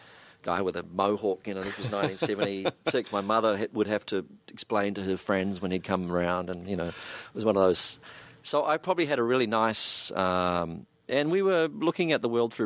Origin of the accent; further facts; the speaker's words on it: New Zealand; also born or lived in Melbourne, Australia; I'm a New Zealander. I live in Auckland